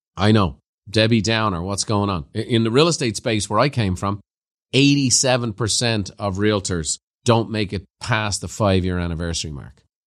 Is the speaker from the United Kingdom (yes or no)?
no; Ireland; growing up in Ireland, I had a Christian brother teacher